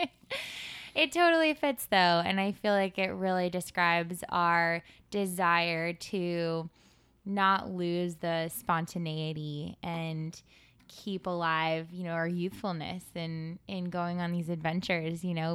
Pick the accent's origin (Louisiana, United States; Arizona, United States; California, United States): California, United States; Santa Monica; moved away as an adult; also born or lived in Rhode Island; now in New York City, United States; I am from Santa Monica, California, and I moved out to the East Coast when I went to college at the University of Rhode Island